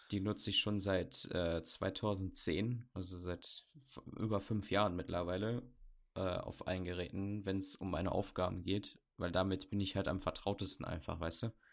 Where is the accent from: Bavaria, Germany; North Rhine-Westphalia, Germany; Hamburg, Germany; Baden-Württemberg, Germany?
Bavaria, Germany; Bamberg; ich komme jetzt nicht aus Berlin, ich komme aus Bamberg, aus dem Süden